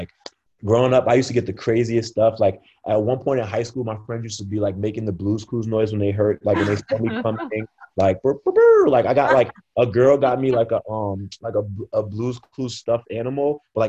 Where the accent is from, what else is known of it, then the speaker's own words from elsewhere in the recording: Brooklyn, New York, United States; Like I'm from Brooklyn.